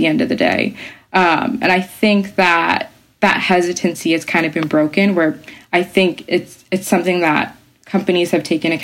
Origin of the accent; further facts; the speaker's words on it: Bronx, upstate New York, United States; moved away as an adult; now in London, United Kingdom; I was born and raised partly in the Bronx. And I always wondered if I might be a bit more confident in my voice had I just grown up purely in New York City. Because I moved to upstate New York when I was 9 years old.